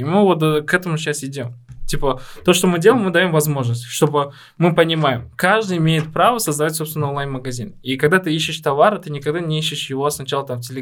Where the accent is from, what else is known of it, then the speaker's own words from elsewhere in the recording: Tashkent, Uzbekistan; даже несмотря на то, что мы вот мы росли в Ташкенте